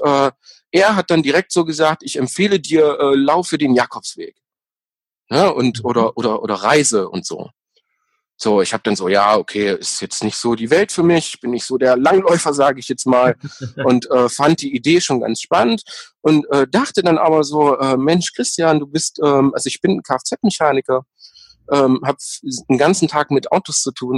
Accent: East Germany, Germany; ich, natürlich gebürtiger Ossi

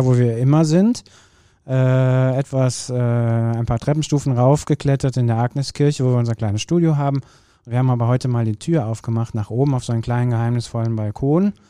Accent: Kürten, North Rhine-Westphalia, Germany; Grundschule war bei uns in Kürten

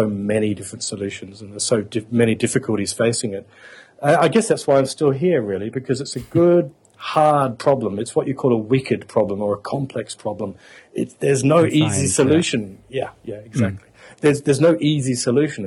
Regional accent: Adelaide, South Australia, Australia; moved away as an adult; now in Brussels, Belgium; I'm an Australian. I didn't hardly heard a foreign language spoken as I grew up in Adelaide, South Australia

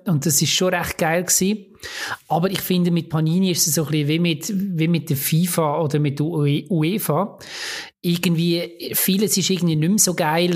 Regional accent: Lucerne, Switzerland; als Luzerner

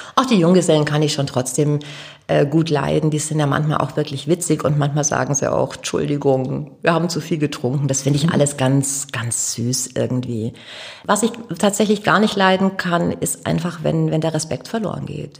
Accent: Augsburg, Bavaria, Germany; moved away as an adult; now in Hamburg, Germany; Ich komme aus Augsburg.

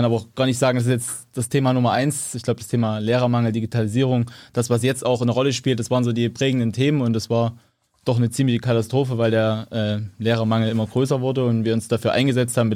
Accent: Saxony, Germany; now in Dresden, Germany; Ich komme ursprünglich aus Mittelsachsen, bin dann zum Studium nach Leipzig.

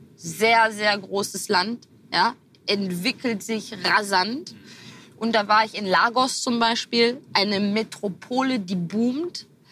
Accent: Herne, North Rhine-Westphalia, Germany; born or raised there

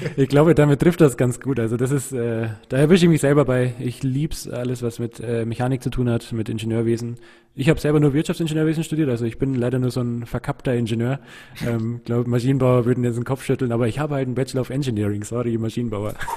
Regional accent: Munich, Bavaria, Germany; wir sind in München in Perlach aufgewachsen. Also ich bin in Neuperlach geboren und in Neuperlach zur Schule gegangen

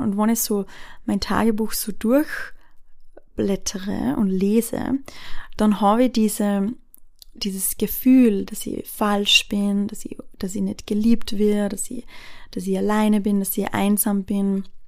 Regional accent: Austria; bei uns in Österreich

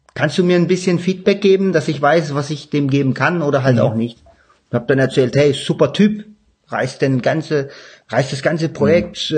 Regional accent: Stuttgart area, Baden-Württemberg, Germany; ich komme ja aus dem Stuttgarter Raum, bei uns sagt man nicht gelobt

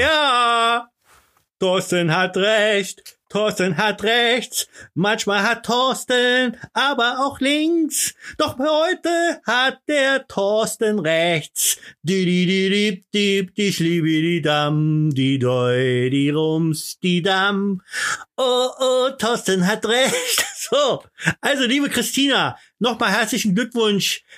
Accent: Berlin, Germany; bei uns in Berlin

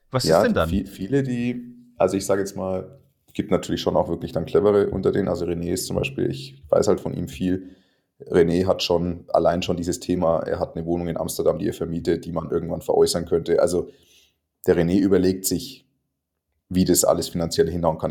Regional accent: Germany; keinen einzigen anderen Deutschen

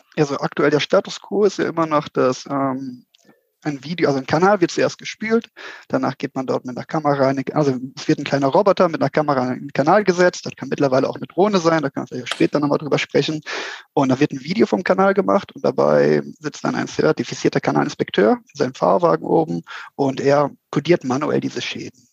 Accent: Mönchengladbach, North Rhine-Westphalia, Germany; moved away as an adult; now in Switzerland; komme ursprünglich aus Mönchengladbach, also aus einem kleinen Dorf dort in der Nähe, lebe aber mittlerweile seit sechs Jahren in der schönen Schweiz

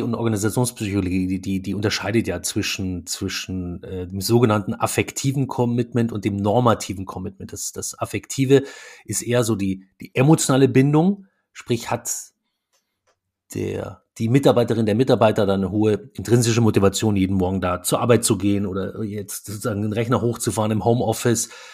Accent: Munich, Bavaria, Germany; moved away as an adult; also born or lived in Stuttgart; now in Berlin, Germany; wir kommen ja beide aus, aus München

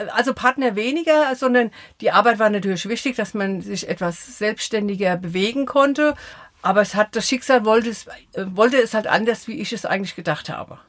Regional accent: Eckelsheim, Rhineland-Palatinate, Germany; also born or lived in Offenheim; now in Sprendlingen, Germany; 64 sind wir von Offenheim nach Eckelsheim gezogen. Da habe ich meine Kindheit verbracht

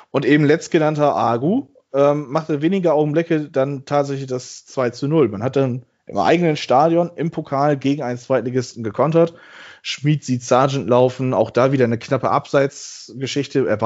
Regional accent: Bremen, Germany; Und man fragt sich so als Bremer mittlerweile

